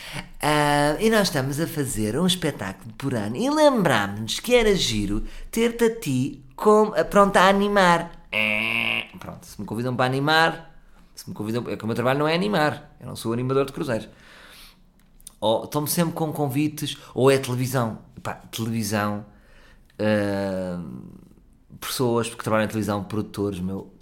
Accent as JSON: {"language": "Portuguese", "country": "Portugal", "said": "Também sou português"}